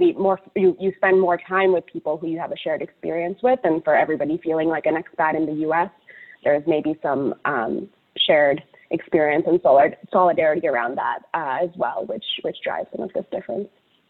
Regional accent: Indonesia; also born or lived in United Arab Emirates; now in United States; even though I grew up in Indonesia and the UAE, you know, my parents are very good about taking us back every summer to spend time with extended family in Calcutta.

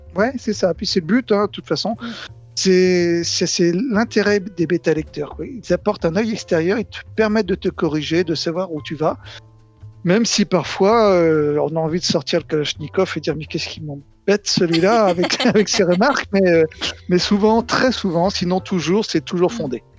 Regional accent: Nantes, Pays de la Loire, France; Je suis nantais

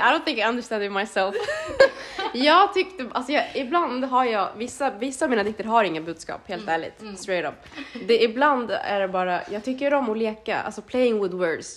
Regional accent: Sweden; jag är född och uppvuxen i Sverige, har inte liksom bott i Eritrea på så sätt

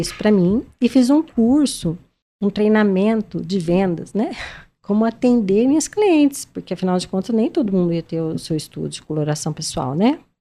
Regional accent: Maringá, Paraná, Brazil; eu sou de Maringá

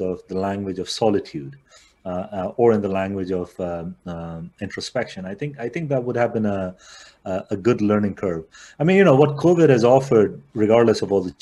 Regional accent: India; Growing up in India

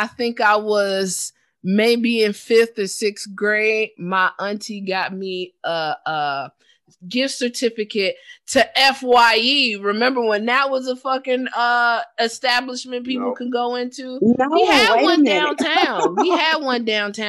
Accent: Midwest, United States; we from the Midwest

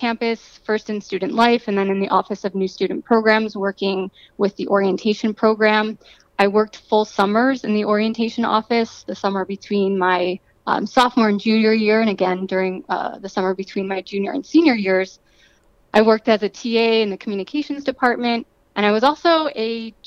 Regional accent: Buffalo, New York, United States; I was born and raised in suburbs just north of the city

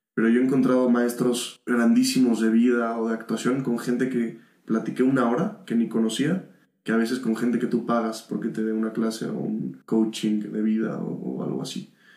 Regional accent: Mexico; yo que soy mexicano

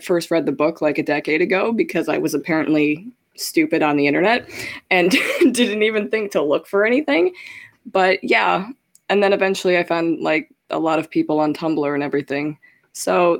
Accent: Chicago, Illinois, United States; I'm originally from Chicago, Illinois, and now I live in the middle of Illinois, surrounded by cornfields

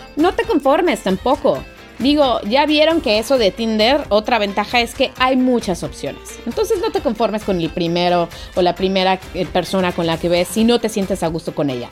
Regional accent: Mexico; moved away; yo soy una pobre mexicana, una pobre frijolera

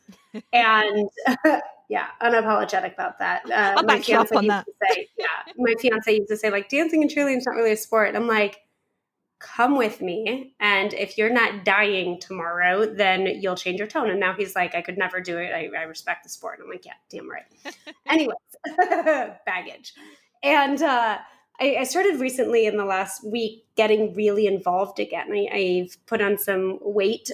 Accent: Nevada, United States; according to how I was raised to say the things like doors in Nevada

